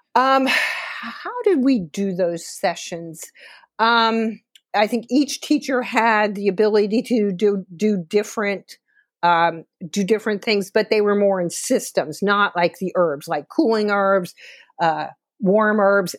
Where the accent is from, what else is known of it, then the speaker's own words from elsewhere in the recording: South Florida, United States; accent: Southern; moved away as an adult; also born or lived in Dallas, Texas / Georgia; I grew up, I'm a native Floridian. Um, I grew up in, um, the West Coast and the East Coast of Florida. And grew up in the Everglades, out in horse, horse area, out in South Florida